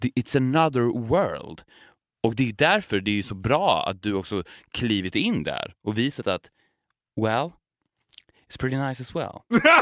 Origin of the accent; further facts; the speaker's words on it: Borlänge, Dalarna County, Sweden; Borlänge där vi kommer ifrån